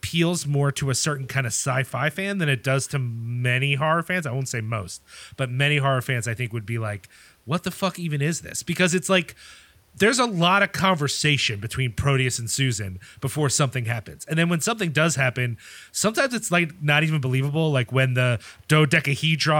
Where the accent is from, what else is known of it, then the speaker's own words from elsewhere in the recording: Ireland; as an Irish person